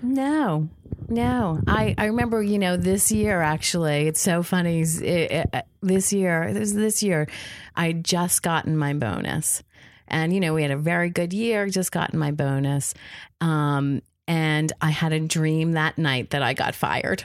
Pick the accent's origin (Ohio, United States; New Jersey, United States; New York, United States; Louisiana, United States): New Jersey, United States; Jersey Shore; I grew up on the Jersey Shore.